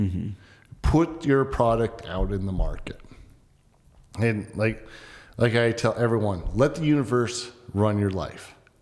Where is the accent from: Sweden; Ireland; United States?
United States; Rapid City, South Dakota; moved away; growing up in Rapid City, South Dakota. It's a small town. It's only mm-hmm. 60,000 people.